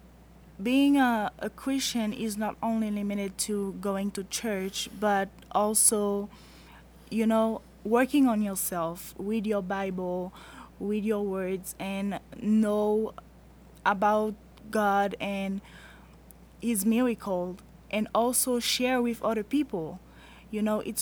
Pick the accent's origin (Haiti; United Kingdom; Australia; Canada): Haiti; now in United States; I'm from Haiti